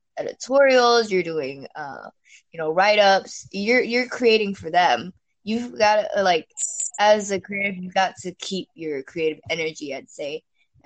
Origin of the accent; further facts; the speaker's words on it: Singapore; born there; Yeah, so I was actually born here. So technically this is my home country, right?